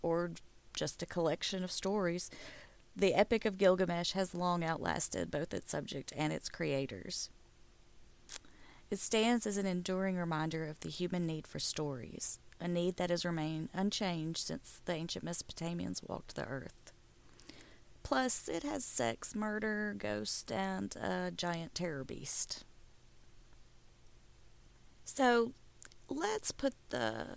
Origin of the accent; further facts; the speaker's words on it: the South, United States; accent: southern; my southern accent